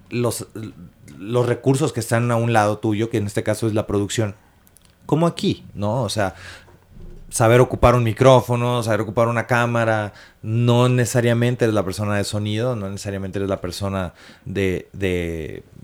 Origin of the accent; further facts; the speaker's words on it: Acapulco, Guerrero, Mexico; now in Mexico City, Mexico; es que somos de este Acapulco, somos de Acapulco, somos de Acapulco.